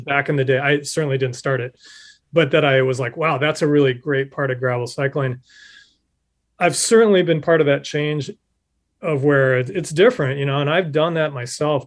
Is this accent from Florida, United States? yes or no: no; Nebraska, United States; moved away; my home state of Nebraska